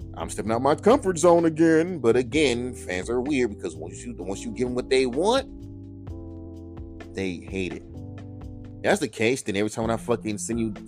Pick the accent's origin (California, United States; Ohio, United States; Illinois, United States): California, United States; I'm from California.